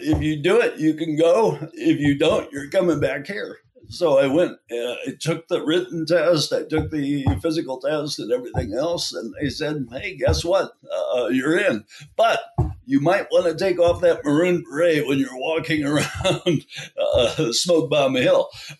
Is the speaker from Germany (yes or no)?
yes; Berlin, Germany; I said, I'm from Berlin. And I said, we have people in Berlin.